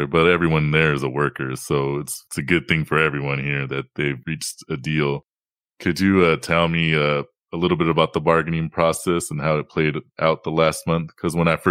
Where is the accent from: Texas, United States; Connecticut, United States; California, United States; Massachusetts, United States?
California, United States; Southern; now in Sacramento, United States; I'm originally from Southern California, but I'm in Sacramento right now. That's where I live.